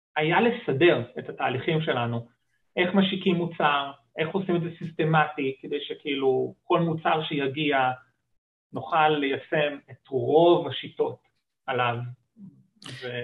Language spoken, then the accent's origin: Hebrew; Israel